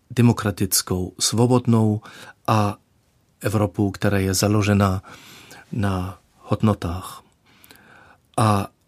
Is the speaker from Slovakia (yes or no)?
no; Germany; Czech is a second language; já jsem se učil opravdu, jak jsem říkal, když mi bylo 37, jsem začal se učit češtinu